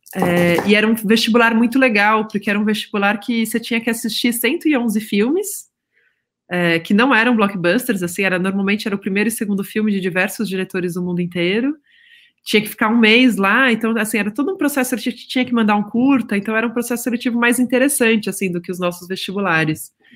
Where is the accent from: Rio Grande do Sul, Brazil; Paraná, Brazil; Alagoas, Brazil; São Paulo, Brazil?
São Paulo, Brazil; São Paulo, é, perto ali da Avenida Paulista, no bairro da Bela Vista, em 1984